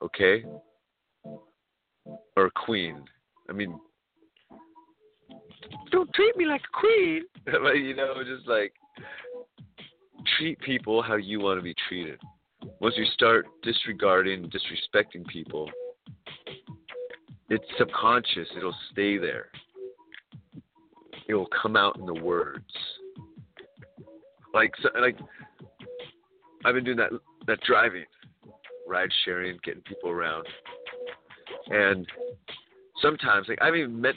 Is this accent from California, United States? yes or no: yes; California, United States; California, we are people from everywhere